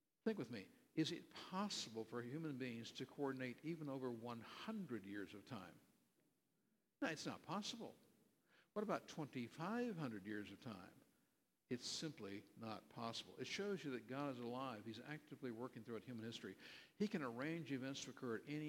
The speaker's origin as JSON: {"language": "English", "region": "California", "country": "United States", "tie": "born or raised there", "moved": "yes", "said": "I grew up in California"}